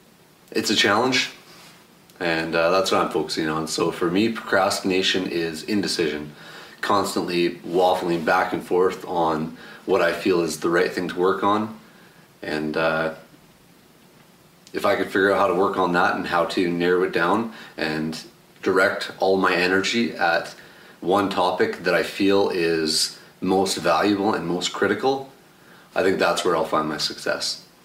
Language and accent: English; Alberta, Canada; I'm 32. I'm from Alberta, Canada.